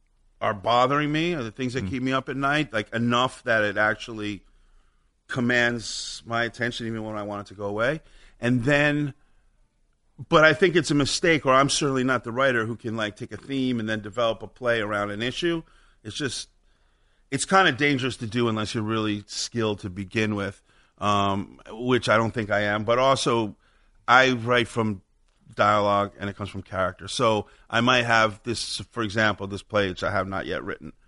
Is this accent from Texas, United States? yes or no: no; New York, United States; I grew up on Upper West Side.